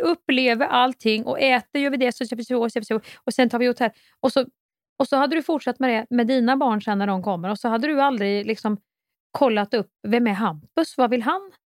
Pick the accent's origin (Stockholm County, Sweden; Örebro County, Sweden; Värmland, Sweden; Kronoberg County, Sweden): Värmland, Sweden; Kristinehamn; moved away; folk i Kristinehamn där jag kommer ifrån